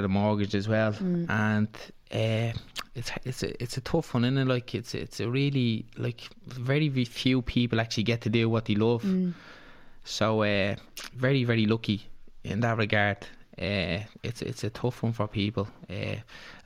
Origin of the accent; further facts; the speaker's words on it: Dublin, Leinster, Ireland; I'm from Ballyferma